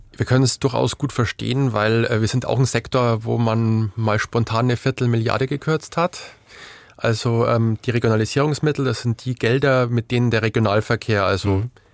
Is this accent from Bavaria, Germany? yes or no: yes; Bavaria, Germany; ich komme, ähm, man hört es aus meinem Dialekt vielleicht nicht unbedingt aus Sachsen, aber ich komme aus Bayern vom Dorf